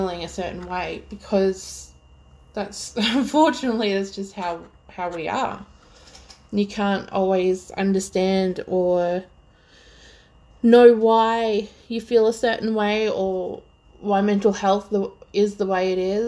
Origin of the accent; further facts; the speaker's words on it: Melbourne, Victoria, Australia; if you somehow can't tell by my extremely horrible accent, I'm Australian and from Melbourne, Victoria.